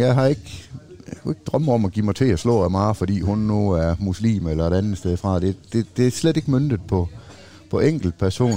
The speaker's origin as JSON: {"language": "Danish", "country": "Denmark"}